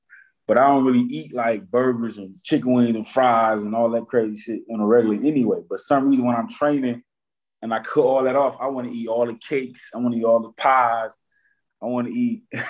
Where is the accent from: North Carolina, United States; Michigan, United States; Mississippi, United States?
Michigan, United States; Detroit; I come from Detroit, Michigan. I ain't have a silver spoon in my mouth when I was born